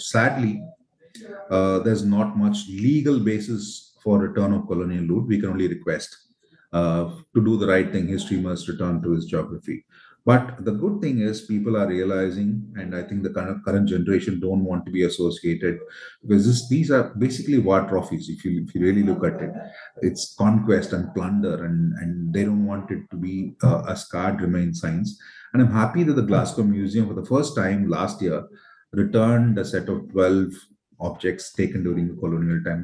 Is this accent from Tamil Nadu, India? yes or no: yes; Tamil Nadu, India; my home state uh, in Tamil Nadu